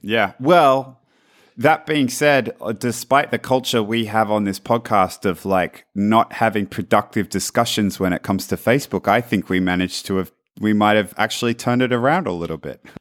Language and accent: English; Australia; now in Palo Alto, United States; I'm from Australia.